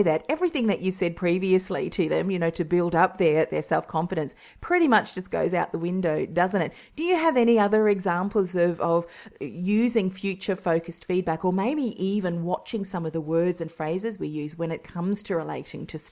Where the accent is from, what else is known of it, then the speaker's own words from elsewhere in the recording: New Zealand; now in Australia; I'm originally from New Zealand too